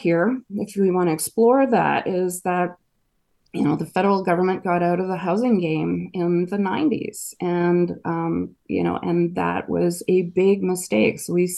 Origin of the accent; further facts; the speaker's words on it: Edmonton, Alberta, Canada; also born or lived in Northern Quebec; We moved from Northern Quebec when I was 4 years old to Edmonton, and because of economic reasons.